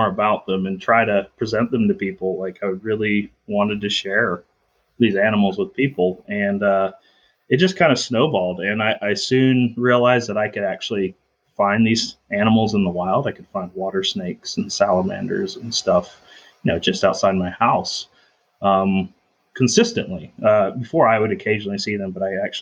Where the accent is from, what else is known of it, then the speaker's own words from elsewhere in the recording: Blue Ridge Mountains of South Carolina, United States; also born or lived in Minnesota; I'm originally from Minnesota, but I spent most of my time in the Blue Ridge Mountains of South Carolina. So that's kind of the northwestern corner of the state